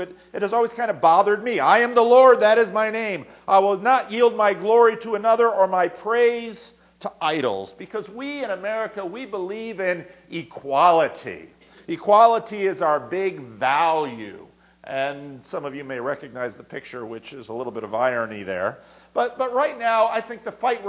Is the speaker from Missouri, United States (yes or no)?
no; New Jersey, United States; I grew up in New Jersey